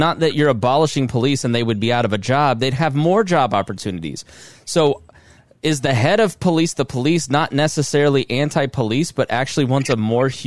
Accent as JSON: {"language": "English", "town": "Plainfield", "region": "Indiana", "country": "United States", "tie": "born or raised there", "lives_now": "Southport, United States"}